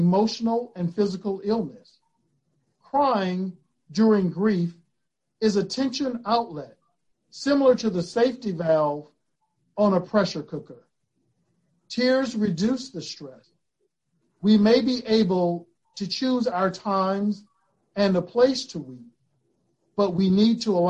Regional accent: Florida, United States; I grew up in Florida, and we would pick blackberries

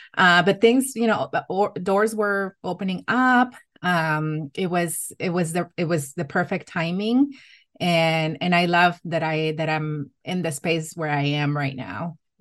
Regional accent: Matamoros, Tamaulipas, Mexico; English is a second language; moved away as an adult; also born or lived in El Salvador / California; now in Ohio, United States; So I did grow up in Matamoros, Mexico. My family is, um, fr, originally from El Salvador.

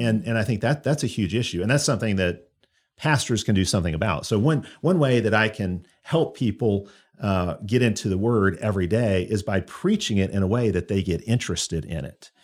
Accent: Chicago, Illinois, United States; moved away as an adult; also born or lived in Auburn; now in Alabama, United States; I grew up in Chicago, so I grew up you know, outside the South

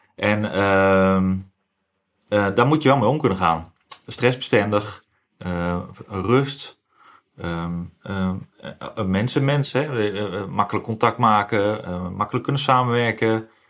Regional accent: Gooi en Vechtstreek, North Holland, Netherlands; Ik woon, ik kom uit Gooienvechtstreek

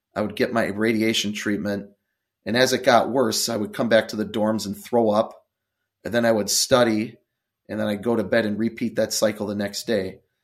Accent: Milwaukee, Wisconsin, United States; also born or lived in Eau Claire, Wisconsin; I grew up in Milwaukee, Wisconsin

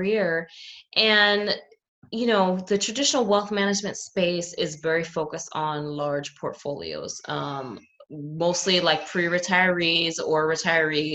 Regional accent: New York City, New York, United States; And I grew up in New York City, which is obviously like the finance hub of the world

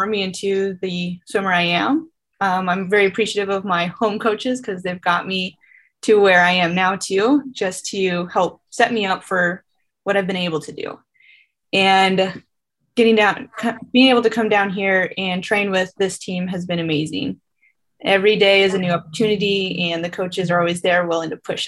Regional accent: North Dakota, United States; moved away as an adult; now in Fayetteville, United States; I'm from North Dakota

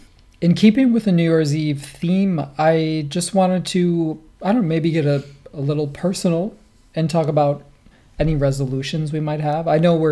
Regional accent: Cleveland, Ohio, United States; I'm from Cleveland.

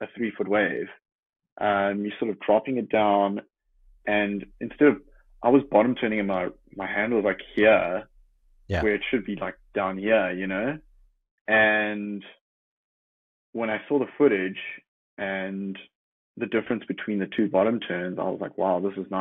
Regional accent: Jeffreys Bay, Eastern Cape, South Africa; growing up in Jeffreys Bay

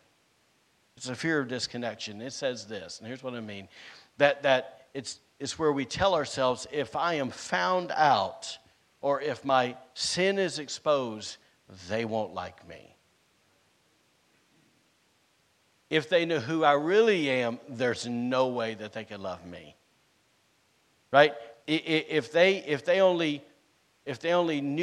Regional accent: the South, United States; now in Rockport, United States; I'm from the South, and we eat stuff with grease on it

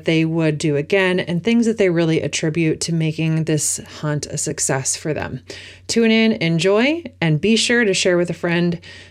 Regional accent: Oregon, United States; my home state of Oregon

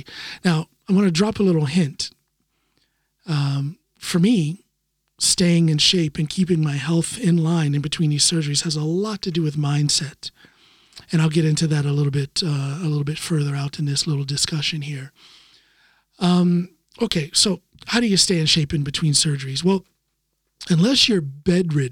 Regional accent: United States; now in Norway; as an American living here in Norway

